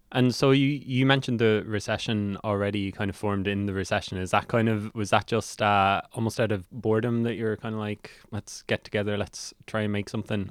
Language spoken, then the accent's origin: English; Cork, Munster, Ireland; now in Dublin, Ireland; I'm from Cork